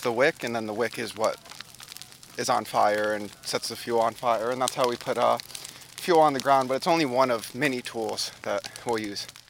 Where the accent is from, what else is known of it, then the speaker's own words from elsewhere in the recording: Warren, Ohio, United States; the Pentecostal church that I grew up in in Warren, Ohio